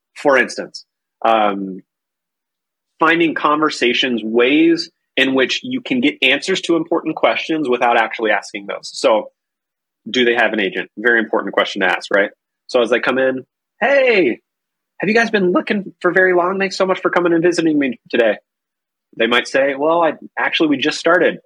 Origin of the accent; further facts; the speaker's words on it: North Carolina, United States; now in Minnesota, United States; I am originally from North Carolina. I now live in Minnesota